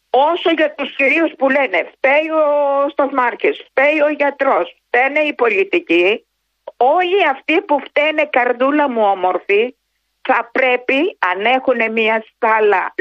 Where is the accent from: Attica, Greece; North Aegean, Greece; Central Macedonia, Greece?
North Aegean, Greece; Marathokampos; Εγώ είμαι από το Μαραθόκαμπο της Σάμου.